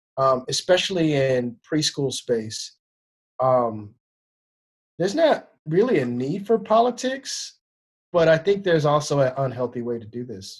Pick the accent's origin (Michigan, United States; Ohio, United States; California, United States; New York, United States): California, United States; Oakland; I'm from Oakland, California